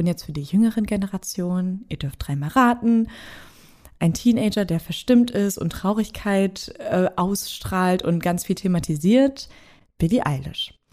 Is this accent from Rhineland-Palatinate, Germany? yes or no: no; Braunschweig, Lower Saxony, Germany; promoviert gerade an der Hochschule für Bildende Künste in Braunschweig, was übrigens meine Heimatstadt ist. Also Shoutout an die Hood.